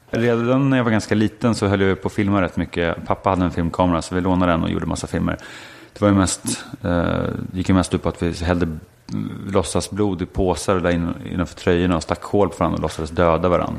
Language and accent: Swedish; Stockholm, Stockholm County, Sweden; also born or lived in Östermalm, Stockholm / United States; jag föddes på Sankt Eriks sjukhus på Kungsholmen. Växte upp i Bromma, samma kåk, tills jag var 15.